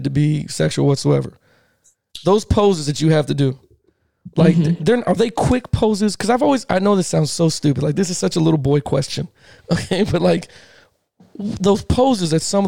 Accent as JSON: {"language": "English", "town": "Palm Bay", "region": "Florida", "country": "United States", "tie": "born or raised there", "also_born_or_lived": "Miami, Florida", "lives_now": "Tampa, United States", "said": "That's where I went to high school. I was born in Miami. Had a little family issues, and I was sent up to Palm Bay from Miami."}